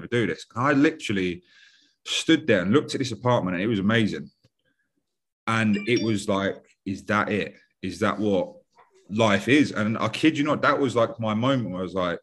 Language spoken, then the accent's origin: English; London, United Kingdom; I'm from West London, 5 minutes away from the airport